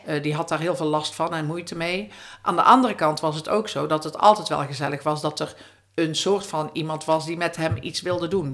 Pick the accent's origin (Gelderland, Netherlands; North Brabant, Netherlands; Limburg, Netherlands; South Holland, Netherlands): North Brabant, Netherlands; in de omgeving bij ons in Brabant